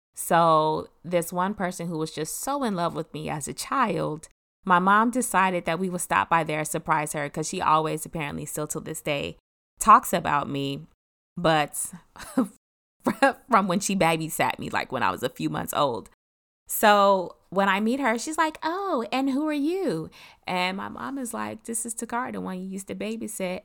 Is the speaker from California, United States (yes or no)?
no; Detroit, Michigan, United States; moved away; also born or lived in Germany; another friend that I grew up in Detroit